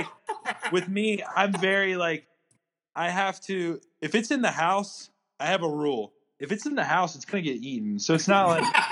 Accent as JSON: {"language": "English", "town": "Rock Hill", "region": "South Carolina", "country": "United States", "tie": "born or raised there", "moved": "as an adult", "lives_now": "Colorado Springs, United States", "said": "I literally want to race in my hometown"}